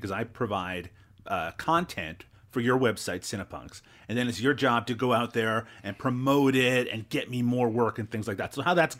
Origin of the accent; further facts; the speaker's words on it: Newfoundland and Labrador, Canada; accent: Newfoundland; Maybe I should fall back into my Newfoundland accent and see how people feel about that.